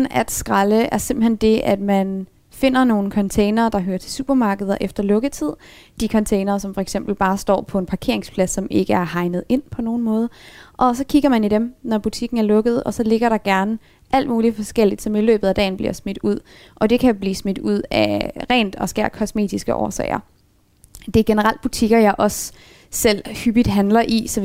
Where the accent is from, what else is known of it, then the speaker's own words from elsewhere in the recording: Aalborg, North Jutland, Denmark; Der var en lang periode, hvor der ikke var en løsvægtsbutik heroppe i Aalborg, og der tror tror jeg var den eneste Aalborgenser, der købte pasta i København.